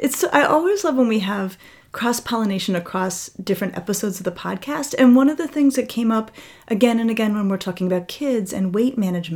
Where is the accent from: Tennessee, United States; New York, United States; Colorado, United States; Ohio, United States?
Colorado, United States; I grew up in Colorado, so we skied all winter.